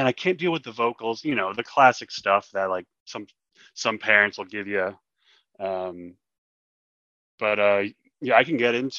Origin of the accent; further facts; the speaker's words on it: New Jersey, United States; I'm from South Jersey. My first band was out of South Jersey